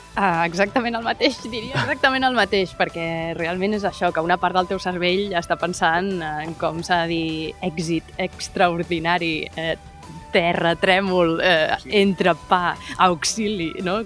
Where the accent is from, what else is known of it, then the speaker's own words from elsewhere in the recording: Mataró, Catalonia, Spain; jo sóc de Mataró